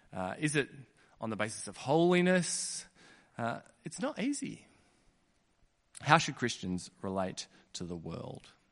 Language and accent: English; Kununurra, Western Australia, Australia; I was born in Kununurra